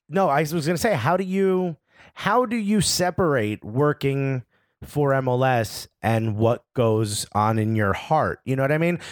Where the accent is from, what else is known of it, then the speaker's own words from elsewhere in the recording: Newark, New Jersey, United States; I'm born and raised in Newark, New Jersey